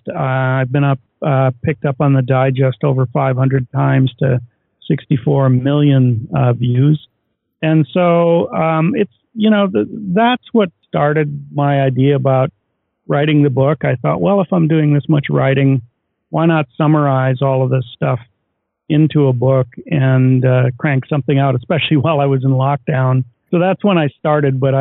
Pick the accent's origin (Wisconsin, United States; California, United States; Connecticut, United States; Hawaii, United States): Wisconsin, United States; Oshkosh; moved away; also born or lived in Kirkland, Washington; I grew up in Oshkosh, Wisconsin, home of the EAA